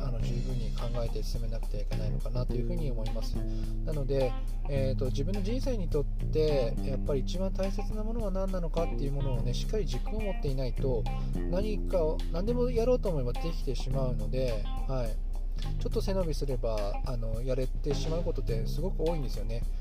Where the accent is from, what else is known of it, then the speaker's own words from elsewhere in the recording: Hokkaido, Japan; moved away as an adult; also born or lived in Tokyo; 私は北海道の田舎者で、えー、東京でパワハラをされまして廃人になりました、えうつ病を発症しまして、えー、ふるさとの北海道に U ターンしました